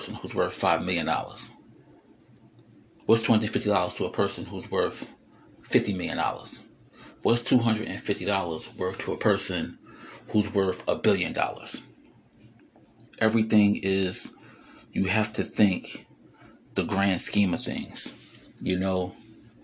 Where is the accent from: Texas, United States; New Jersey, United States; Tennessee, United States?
New Jersey, United States; I am from Jersey